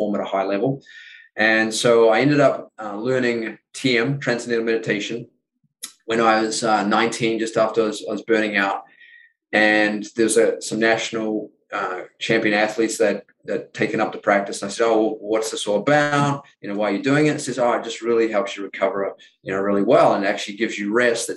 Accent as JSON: {"language": "English", "country": "New Zealand", "tie": "born or raised there", "moved": "as an adult", "said": "growing up in New Zealand, the first 20 years of my life"}